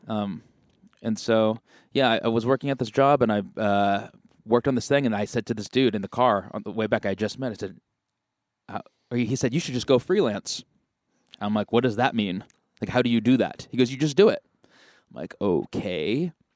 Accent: Marin County, California, United States; I'm from Marin County

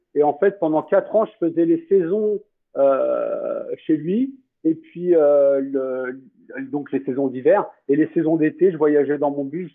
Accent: France; now in Costa Rica; en tant que Français

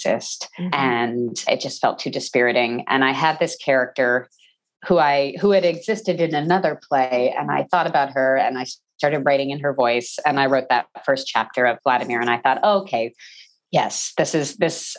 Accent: New Jersey, United States; also born or lived in Texas / New York; I was born in Texas. I grew up in New Jersey

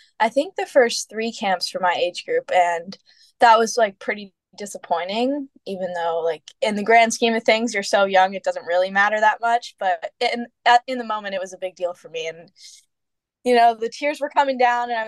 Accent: Florida, United States; I'm from Florida.

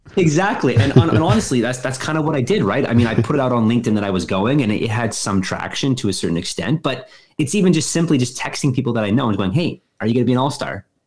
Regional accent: Winnipeg, Manitoba, Canada; moved away as an adult; also born or lived in Halifax, Canada / San Diego, United States; I'm from Winnipeg, I went to school at Dalhousie. I went to school at San Diego State

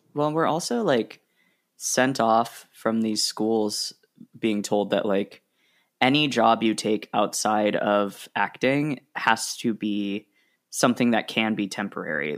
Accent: Oregon, United States; also born or lived in Rhode Island; now in New York, United States; I grew up in Oregon and I love Oregon

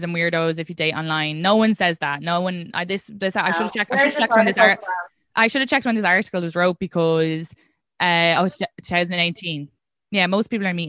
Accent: Ireland; being an Irish woman

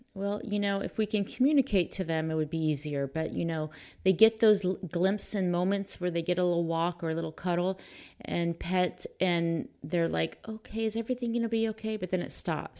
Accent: Pleasanton, California, United States; I grew up in Pleasanton.

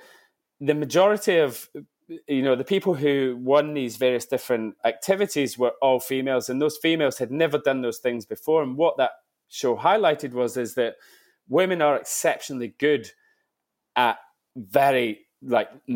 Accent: Kilwinning, Scotland, United Kingdom; moved away as an adult; now in England; West coast of Scotland, so Kilwinning in Ayrshire.

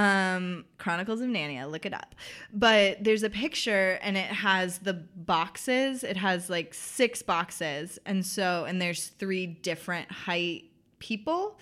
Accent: the South, United States; accent: Southern; I'm from the South, so people do Southern accents at me

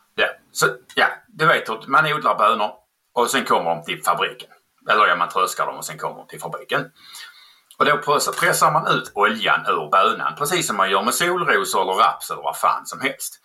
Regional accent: Skåne, Sweden; accent: skånska; jag kommer från Skåne

